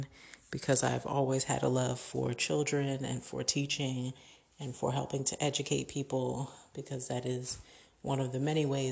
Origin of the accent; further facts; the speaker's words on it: Richmond, Virginia, United States; also born or lived in Queens, New York; I grew up since the age of 3 in or just outside of Richmond, Virginia.